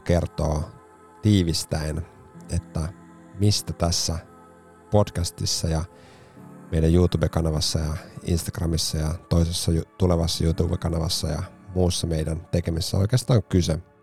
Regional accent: Helsinki, Uusimaa, Finland; herra, jonka patsas on Espalla kotikaupunkini paraatipaikalla

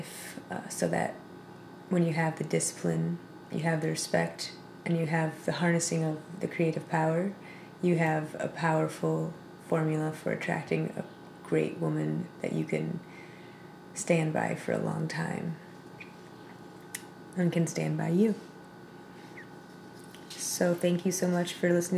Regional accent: Ann Arbor, Michigan, United States; Ann Arbor, Michigan, my hometown

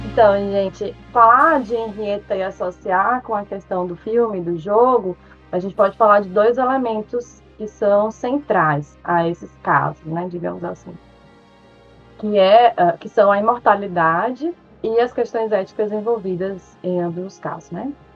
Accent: Salvador, Bahia, Brazil; accent: Bahian; moved away as an adult; also born or lived in Maceió, Alagoas; now in Pontal do Araguaia, Brazil; Sou nascida em Maceió, é, mas me considero baiana por ter é, constituído minha identidade na cidade de Salvador. Sou baiana de coração, de sotaque, de identidade, de tudo

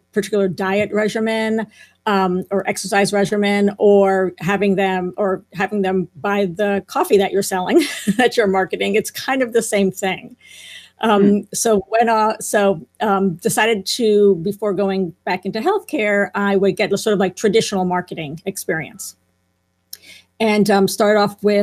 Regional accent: Spring Valley, New York, United States; also born or lived in Bronx, New York; now in White Plains, United States; my family moved to Spring Valley, New York, in Rockland County, and grew up there with a sister and a brother

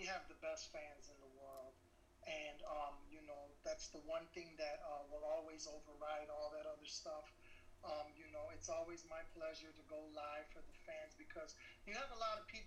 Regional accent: Chicago, Illinois, United States; I hail from Chicago, Illinois.

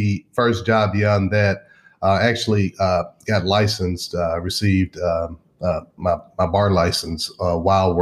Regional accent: Memphis, Tennessee, United States; I grew up in Memphis all my life

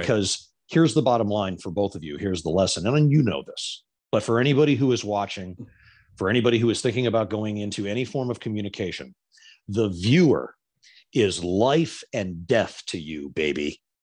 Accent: Florida, United States; I'm from Florida

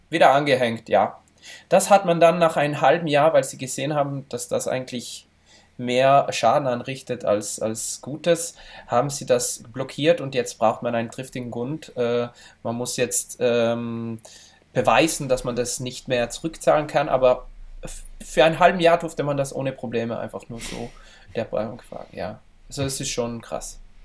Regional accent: Val Gardena, South Tyrol, Trentino-Alto Adige, Italy; also born or lived in Brixen, South Tyrol; von wo ich herkomme, in Gröden, im Skigebiet

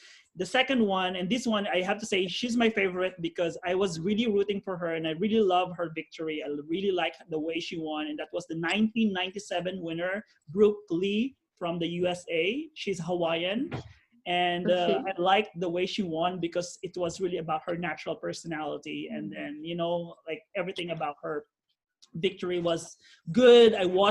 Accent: Philippines; She's also from the Philippines. And why I like her, because she's also from my hometown. And my hometown is a very small hometown.

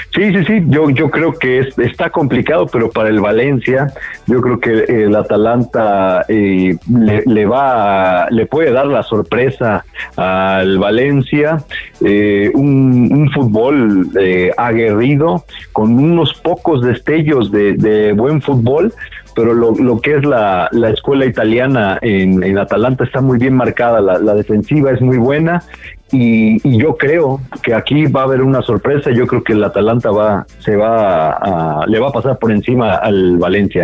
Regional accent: Mexico; como mexicanos

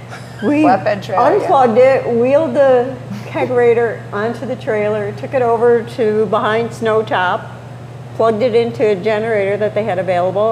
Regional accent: Eastwood, New York, United States; I grew up in Eastwood.

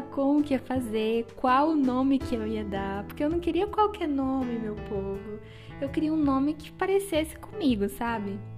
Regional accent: Acre, Brazil; moved away as an adult; now in Joinville, Brazil; eu sou acriana. Sim, eu sou do Acre, o Acre existe.

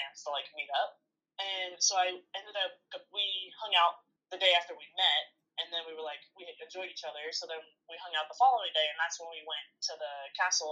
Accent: Arizona, United States; we're from Arizona

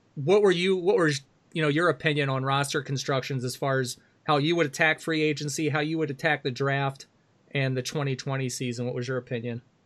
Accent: Baltimore, Maryland, United States; now in Wisconsin, United States; I grew up in Baltimore. I moved to Wisconsin, right, ninety-six, ninety-seven

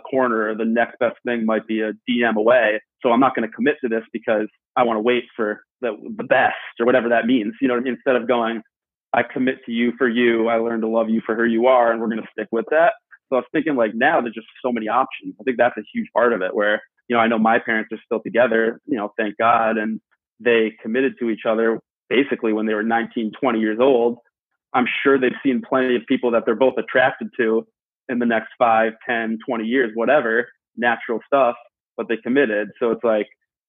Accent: Northeast, United States; Eric and I are both from the Northeast

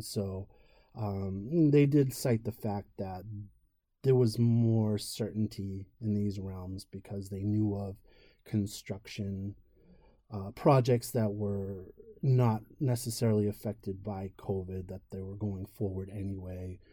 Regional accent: Merrimack Valley, Massachusetts, United States; my family owned a chain of pharmacies growing up in the Merrimack Valley of Massachusetts

